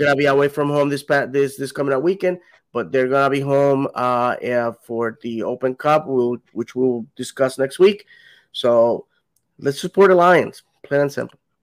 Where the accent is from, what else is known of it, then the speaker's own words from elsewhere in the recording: Puerto Rico; now in Orlando, United States; if if I ever went back, moved back to Puerto Rico, I wouldn't even consider moving to any anywhere else other than where I'm from.